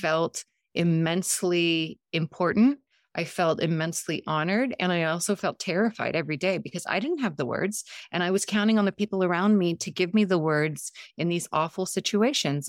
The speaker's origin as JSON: {"language": "English", "town": "San Diego", "region": "California", "country": "United States", "tie": "born or raised there", "also_born_or_lived": "Montenegro", "first_language": "Montenegrin", "second_language": "English", "said": "I grew up in San Diego"}